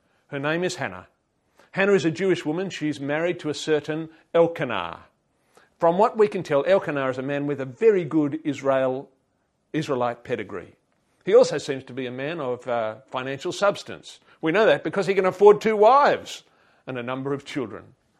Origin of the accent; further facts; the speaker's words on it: Papua New Guinea; I could not imagine a more idyllic place to grow up. Now, one of the blessings of growing up in Papua New Guinea was one that I did not realise until much later.